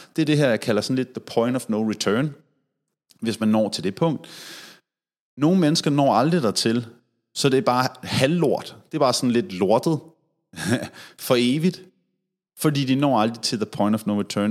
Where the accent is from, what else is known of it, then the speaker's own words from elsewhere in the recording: Denmark; her hjemme i Danmark